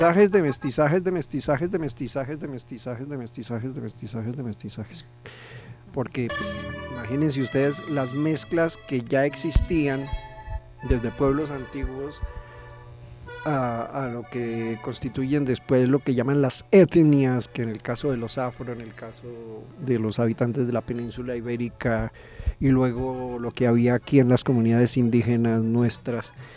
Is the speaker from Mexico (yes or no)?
no; Colombia